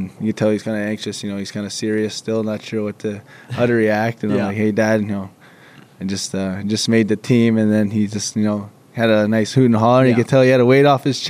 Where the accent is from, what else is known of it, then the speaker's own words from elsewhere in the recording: Saskatchewan, Canada; Growing up, like, I was always, like, back home, they would just leave the rink open